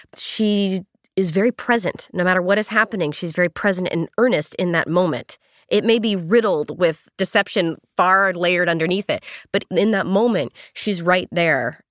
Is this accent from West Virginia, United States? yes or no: no; Northern California, United States; moved away as an adult; also born or lived in Los Angeles; even though I grew up in California, I was in Northern California